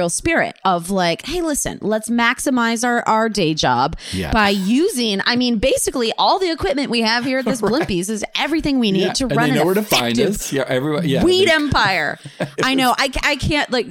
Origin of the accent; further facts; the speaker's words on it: Detroit, Michigan, United States; moved away; I'm from the Detroit area and there were no good restaurants when I was waiting tables